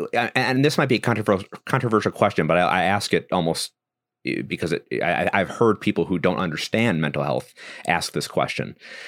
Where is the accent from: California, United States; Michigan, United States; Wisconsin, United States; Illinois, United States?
Wisconsin, United States; also born or lived in Mississippi; I'm from Wisconsin.